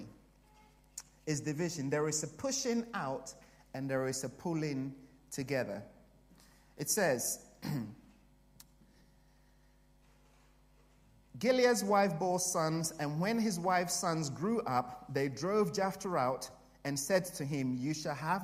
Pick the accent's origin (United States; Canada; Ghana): Ghana; also born or lived in Canterbury; now in United Kingdom; I came from Africa, from Ghana